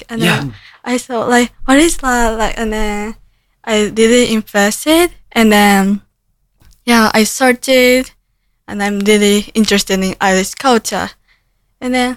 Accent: Japan; English is a second language; moved away as an adult; now in Cork, Ireland; I'm from Japan, near Tokyo, and I'm studying language and culture.

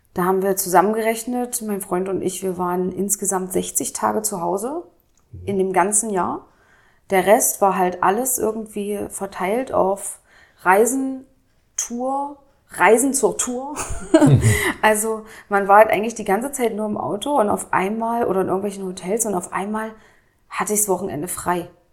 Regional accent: Dessau-Roßlau, Saxony-Anhalt, Germany; also born or lived in Lutherstadt Wittenberg; now in Berlin, Germany; Ich äh, komme aus Dessau-Rosslau, also da bin ich groß geworden. Äh, geboren wurde ich in der Lutherstadt Wittenberg.

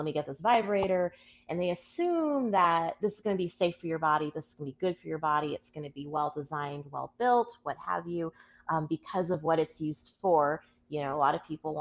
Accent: Aurora, Colorado, United States; I'm originally from Aurora, Colorado

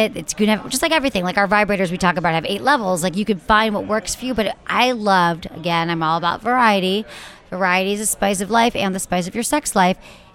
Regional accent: Michigan, United States; moved away; growing up in the Midwest

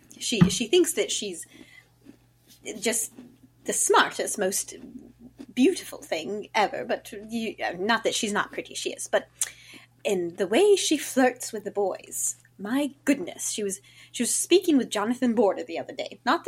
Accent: Virginia, United States; As I mentioned, I'm from Virginia.

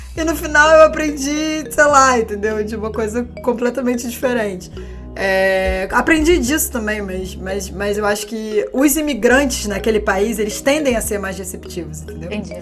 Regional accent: Brazil; moved away

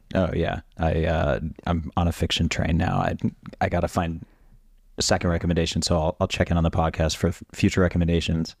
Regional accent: Orlando, Florida, United States; I grew up in suburban Orlando

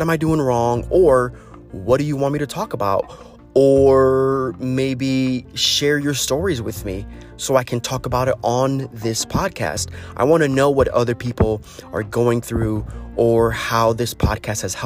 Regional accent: United States; As an American

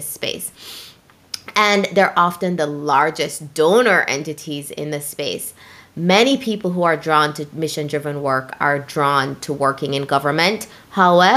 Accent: Jamaica; When I was growing up in Jamaica

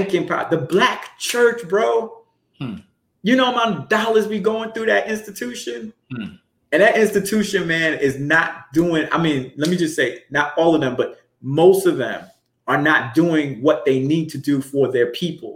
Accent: New York City, New York, United States; growing up in Brooklyn, so I'm very familiar with the Jewish community

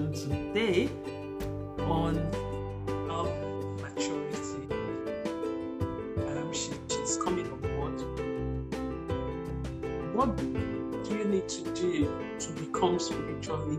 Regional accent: Nigeria; I'm a Nigerian

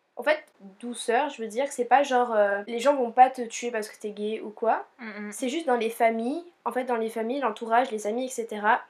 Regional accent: Réunion; now in Montpellier, France; on est originaire de l'île de la Réunion

